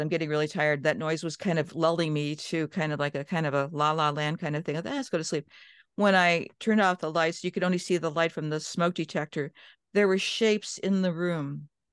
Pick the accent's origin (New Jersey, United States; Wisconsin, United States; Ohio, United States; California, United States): Ohio, United States; Cleveland; also born or lived in Johnstown, Pennsylvania / Minnesota; I grew up in Cleveland, Ohio